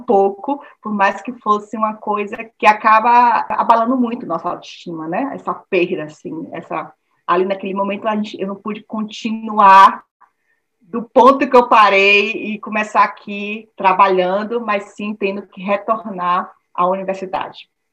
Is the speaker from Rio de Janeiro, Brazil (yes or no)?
no; Salvador, Bahia, Brazil; moved away as an adult; now in Bremen, Germany; venho de Salvador, assim como Crisinha